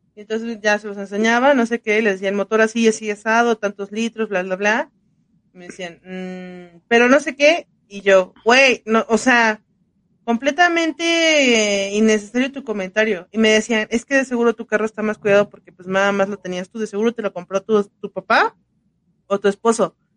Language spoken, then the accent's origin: Spanish; Mexico; así somos mexicanos